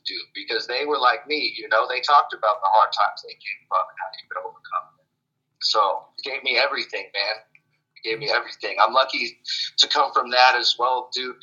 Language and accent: English; Jackson, California, United States; also born or lived in Boise, Idaho; it's Jackson. It's a small town I grew up